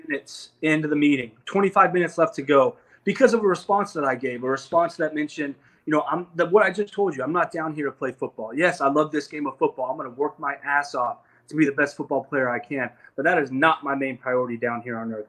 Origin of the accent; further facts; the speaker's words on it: Wiggins, Colorado, United States; I come from Wiggins, Colorado